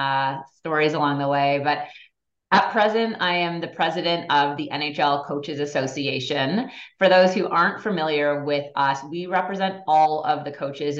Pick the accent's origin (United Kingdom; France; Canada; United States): Canada; Toronto, Ontario; also born or lived in Montreal; I grew up in Toronto, had figure skates slapped on me when I was 4 years old